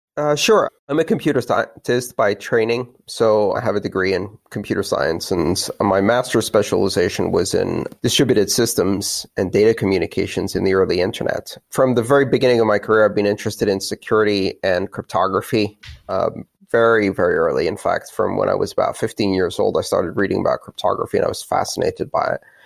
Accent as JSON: {"language": "English", "country": "Greece", "tie": "born or raised there", "moved": "yes", "said": "my childhood of growing up in Greece"}